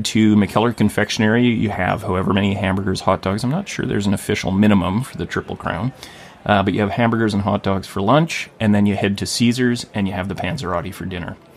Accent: Thunder Bay, Ontario, Canada; also born or lived in Vancouver; now in Gibsons, Canada; my hometown of Thunder Bay

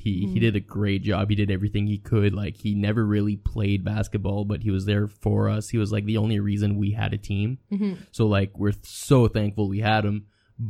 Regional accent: Saint John, New Brunswick, Canada; So I grew up in St. John in New Brunswick, and I went to the French school, Samuel de Champlain

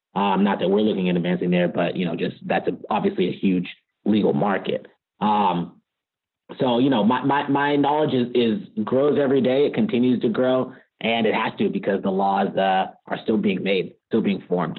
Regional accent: Richmond, California, United States; also born or lived in Virginia; I grew up in the Bay Area in Richmond, California

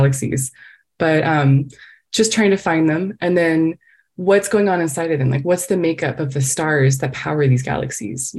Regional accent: Texas, United States; moved away as an adult; I come from Texas

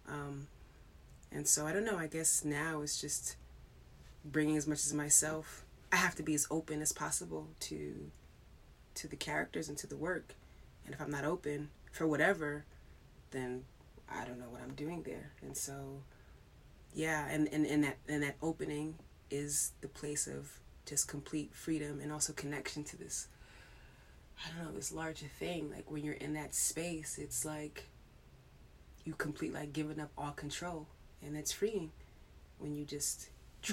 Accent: New York, United States; growing up in New York

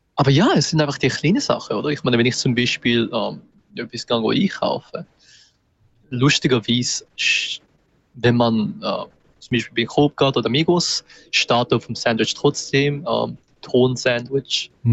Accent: Winterthur, Zurich, Switzerland; ich bin auch selber Zürcher. Also ich bin Winterthur

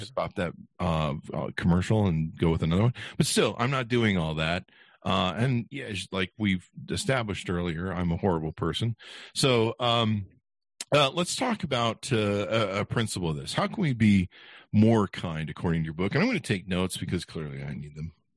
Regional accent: Las Vegas, Nevada, United States; I'm from Vegas

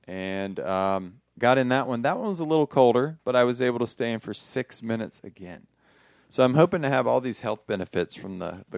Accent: South Carolina, United States; I'm from South Carolina

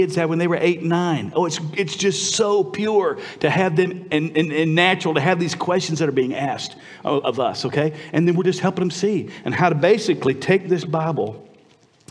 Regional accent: United States; moved away as an adult; also born or lived in Vietnam; as an American

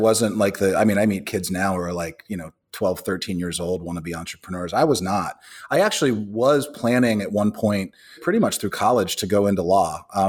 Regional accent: Pittsburgh, Pennsylvania, United States; I grew up in Pittsburgh, a little east of Pittsburgh, actually a little more in the woods. I'm kind of 50% redneck, as I like to say, sort of grew up in the hills of Appalachia

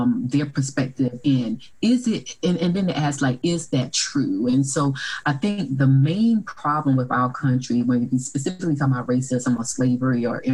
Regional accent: Orangeburg, South Carolina, United States; I came from a hometown where there was two historically Black colleges and universities. So there was a private one, Claflin University, and then a public one, South Carolina State University

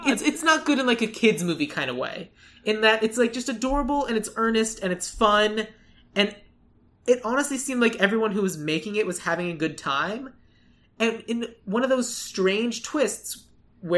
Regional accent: Tucson, Arizona, United States; I grew up in a desert. I grew up in Tucson, Arizona

